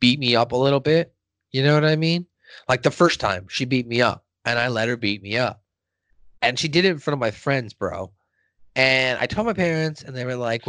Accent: California, United States; I was a little active boy, you know, running around, growing up in California

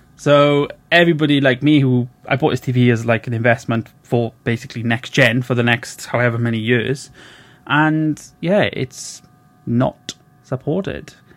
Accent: Wales, United Kingdom; I'm from Wales, little little country called Wales

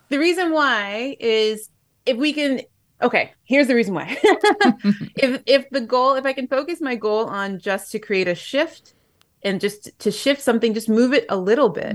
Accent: Japan; moved away; I'm going back home to my hometown in Japan

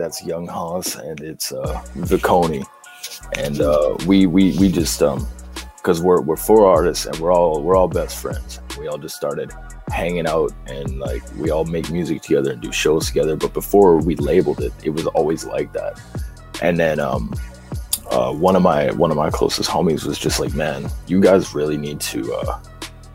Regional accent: Edmonton, Alberta, Canada; I'm from Edmonton.

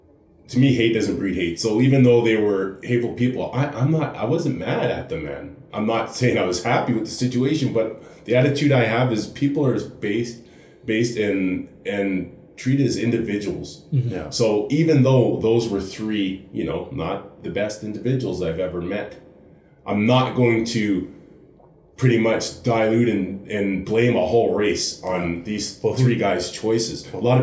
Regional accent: Halifax, Nova Scotia, Canada; born there; also born or lived in Ontario; now in Calgary, Canada; like when I lived in Ontario and that, because like I said, I grew up in the military, I was born in Halifax.

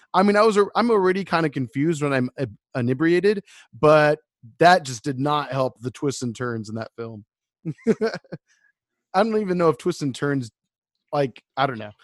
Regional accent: United States; we're American

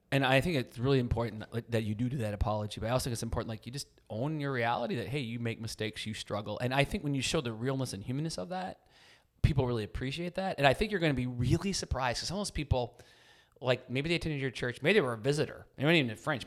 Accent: Chippewa Falls, Wisconsin, United States; I'm from Chippewa Falls, Wisconsin.

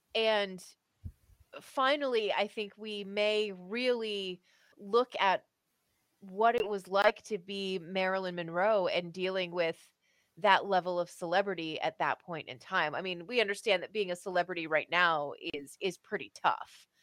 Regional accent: Canada; As a Canadian

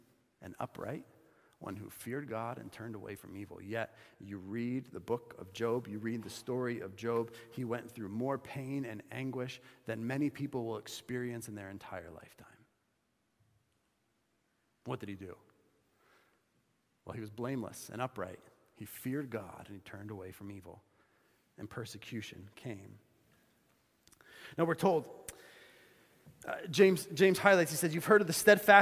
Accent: Bolivia; moved away; My life experience growing up in Bolivia

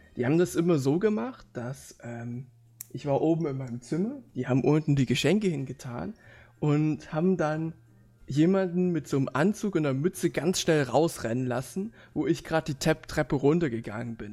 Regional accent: Leipzig, Saxony, Germany; also born or lived in Halle; ich studiere ja in Halle und ich komme aus Leipzig

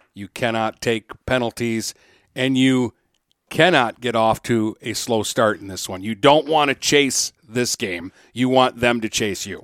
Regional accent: Warren, Michigan, United States; I grew up in Warren by Cousino

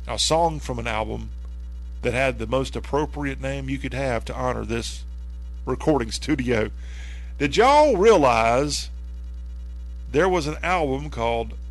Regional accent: the South, United States; never in my million years of being a Southerner

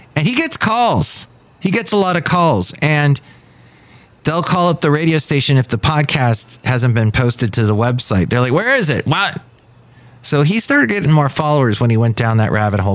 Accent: Southern California, United States; now in Bay Area, United States; growing up in Southern California

